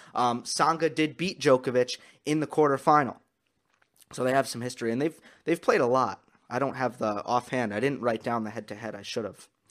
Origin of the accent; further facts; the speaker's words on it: United States; accent: American; my American accent